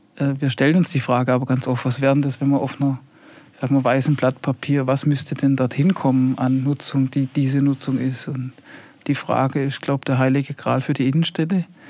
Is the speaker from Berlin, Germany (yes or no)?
no; Heilbronn, Baden-Württemberg, Germany; now in Untergruppenbach, Germany; Ich komme aus Heilbronn. Also Heilbronn ist so für mich wirklich Heimat.